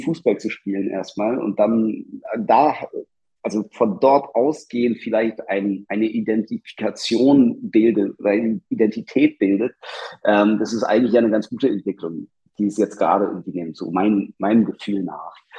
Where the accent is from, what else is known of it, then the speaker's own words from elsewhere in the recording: Berlin, Germany; Ich bin in Stegels aufgewachsen